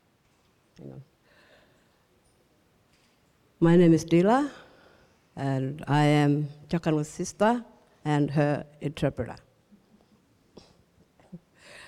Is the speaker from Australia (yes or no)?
yes; Gumatj clan country, Northern Territory, Australia; we are Kumaj people. We come from the Kumaj clan